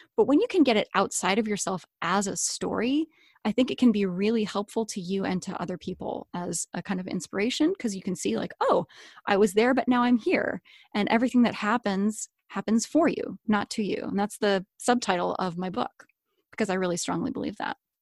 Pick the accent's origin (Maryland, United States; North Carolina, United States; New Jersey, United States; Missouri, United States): North Carolina, United States; Chapel Hill; moved away; also born or lived in Seattle, Washington; I grew up in North Carolina.